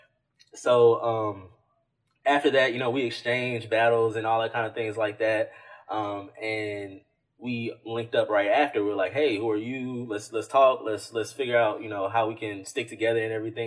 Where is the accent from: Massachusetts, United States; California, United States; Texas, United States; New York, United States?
Texas, United States; Houston; we're from Texas. We're from Houston.